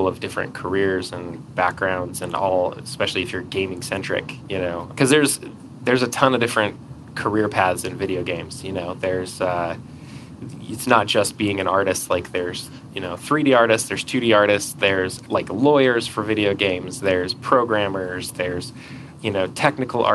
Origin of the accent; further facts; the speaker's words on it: Atlanta, Georgia, United States; moved away as an adult; also born or lived in California; now in Utah, United States; I grew up in Atlanta